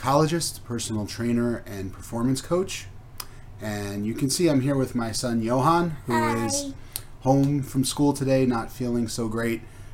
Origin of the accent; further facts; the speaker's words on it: East Coast, United States; moved away; I'm originally from the East Coast, so I worked at New York sports clubs